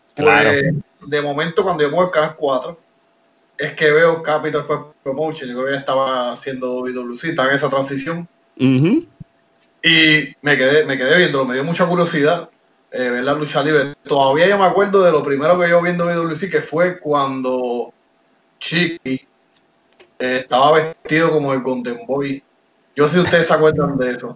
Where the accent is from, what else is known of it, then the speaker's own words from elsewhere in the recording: Levittown, Puerto Rico; also born or lived in Miami; yo me crié aquí en Puerto Rico. A pesar de que yo nací en Miami, mis papás son cubanos